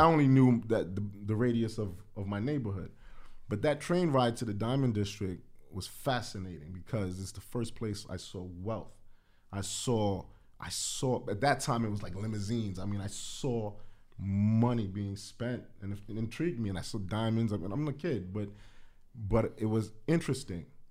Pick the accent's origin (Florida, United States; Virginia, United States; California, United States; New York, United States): New York, United States; New York City; growing up in the Bronx